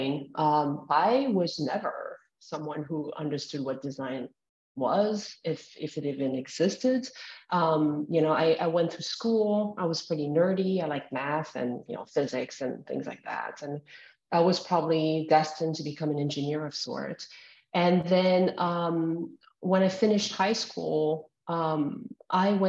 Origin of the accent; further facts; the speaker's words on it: outside of Paris, Île-de-France, France; as a teenager growing up outside of Paris